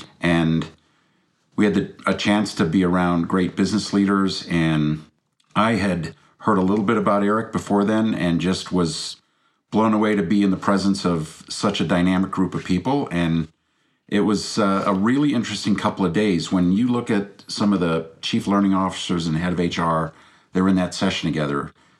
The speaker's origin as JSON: {"language": "English", "country": "Belgium", "tie": "born or raised there", "also_born_or_lived": "Brazil / England / Denmark", "lives_now": "United States", "said": "I was born in Brazil. We grew up in Belgium. I went to boarding school in England, a couple of years in Denmark. My mom's from Denmark."}